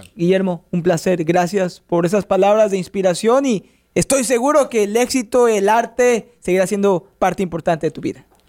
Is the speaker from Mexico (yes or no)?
yes; Mexico; yo soy de México